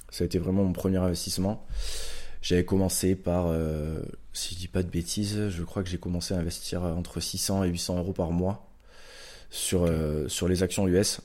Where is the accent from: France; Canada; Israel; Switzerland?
France; Pau, Nouvelle-Aquitaine; je suis palois, donc je viens de Pau, dans le sud-ouest de la France. Donc j'ai grandi ici